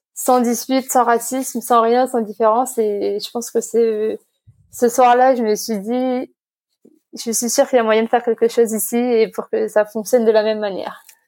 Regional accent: Nouméa, South Province, New Caledonia; also born or lived in Canada; Je suis née ici euh, en Nouvelle-Calédonie, à Nouméa, il y a 25 ans.

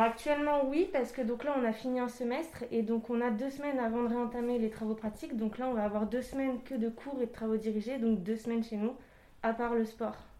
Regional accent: Île-de-France, France; moved away as an adult; À la base, je suis d'Île-de-France

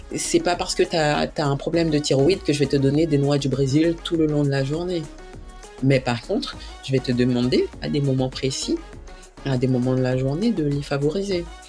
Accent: French Guiana; je suis guyanaise

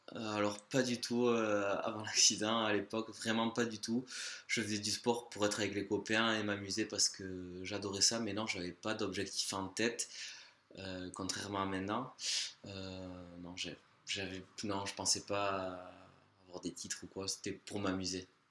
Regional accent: Larceveau, Nouvelle-Aquitaine, France; je suis originaire de Larcevaux, un petit village au cœur du Pays Basque, à côté de Saint-Jean-Pied-de-Port

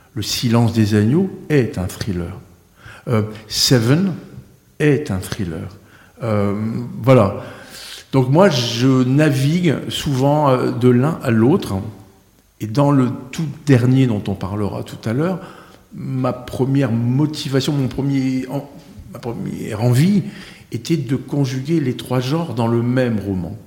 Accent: the North, Hauts-de-France, France; moved away as an adult; also born or lived in Marseille / Saint-Émilion; now in Pau, France; Je suis du Nord parce que ma famille maternelle est originaire du Nord, parce que j'ai vécu 33 ans

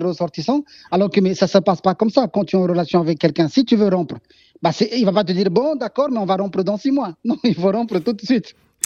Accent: Mali; en tant que Malien

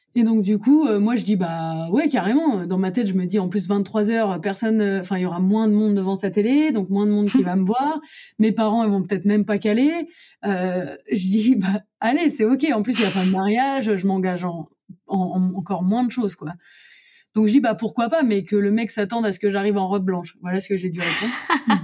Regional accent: Lorraine, Grand Est, France; moved away as an adult; also born or lived in Brussels, Belgium / Montreal, Canada / New York, United States; je retourne dans ma région euh, natale, c'est-à-dire en Lorraine

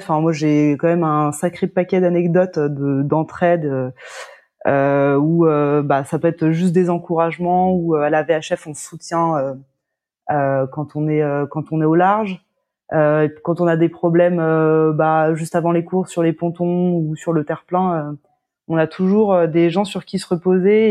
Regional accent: La Baule, Pays de la Loire, France; je suis originaire de La Baule.

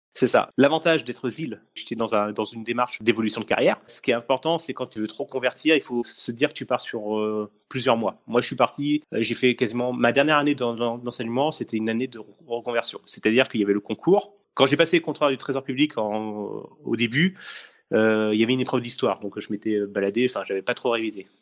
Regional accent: Essonne, Île-de-France, France; je suis de l'Essonne pour les gens qui nous écoutent. Donc je suis de l'Essonne

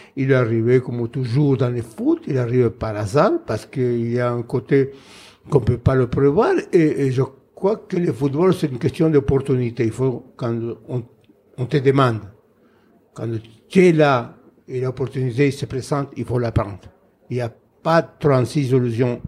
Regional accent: Buenos Aires, Argentina; French is a second language; moved away as an adult; also born or lived in Saint-Étienne, France; je suis né à Buenos Aires dans une famille très nombreuse

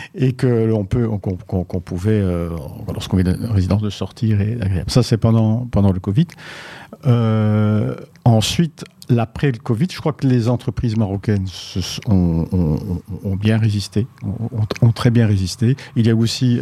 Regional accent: Belgium; en tant que Belge

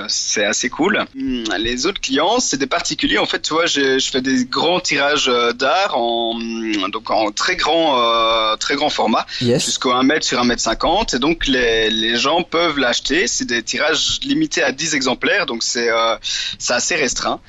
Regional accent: central Belgium, Belgium; je suis belge, euh, j'ai 26 ah. ans. Euh, j'habite euh, plus ou moins dans le centre de la Belgique, donc, euh, dans les champs. c'est cool parce que je suis à une heure de voiture des Ardennes et une heure de voiture de la côte, donc c'est vrai que j'ai grandi dans un milieu assez varié

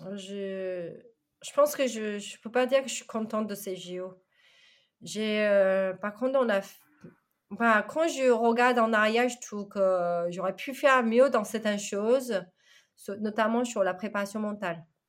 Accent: China; born or raised there; French is a second language; moved away as an adult; now in France

